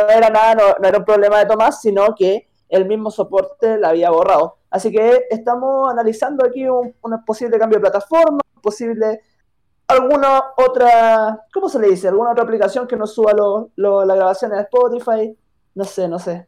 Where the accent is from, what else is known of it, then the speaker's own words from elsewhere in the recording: Chile; al menos en mi país